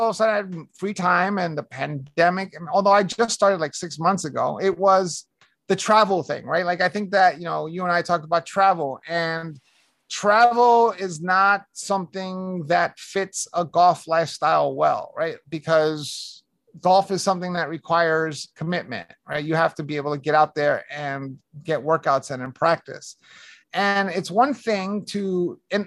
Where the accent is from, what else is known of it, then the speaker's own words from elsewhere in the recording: New York City, New York, United States; moved away; also born or lived in Arizona; I grew up in Hell's Kitchen, New York in the 70s and 80s.